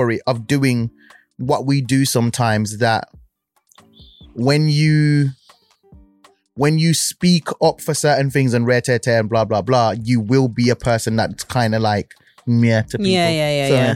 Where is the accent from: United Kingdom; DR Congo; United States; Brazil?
United Kingdom; Birmingham, West Midlands; I'm from Birmingham